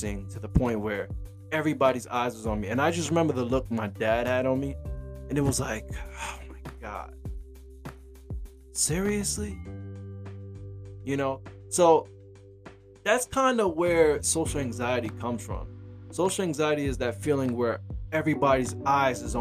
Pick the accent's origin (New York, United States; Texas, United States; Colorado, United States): New York, United States; New York City; I'm from Brooklyn, New York